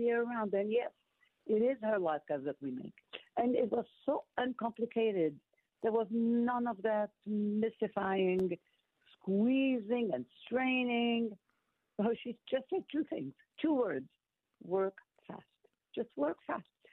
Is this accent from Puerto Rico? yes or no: no; Morocco; moved away; growing up in Morocco